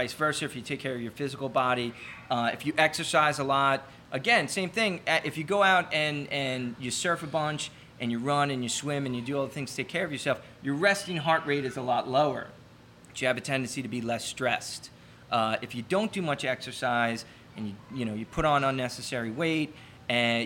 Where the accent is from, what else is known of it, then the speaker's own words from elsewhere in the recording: New York, United States; accent: New York; now in Miami Beach, United States; my horrible New York accent